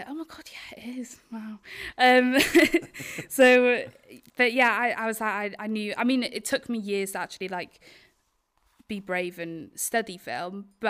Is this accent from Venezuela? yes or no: no; Wales, United Kingdom; Yeah, Isle of Anglesey.